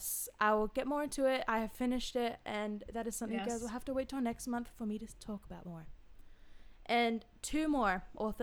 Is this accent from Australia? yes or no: yes; Australia; we're all Australian here